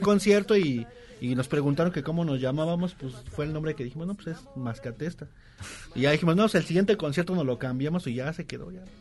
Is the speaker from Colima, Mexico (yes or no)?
no; Mexico City, Mexico; Yo de la Gustavo Madero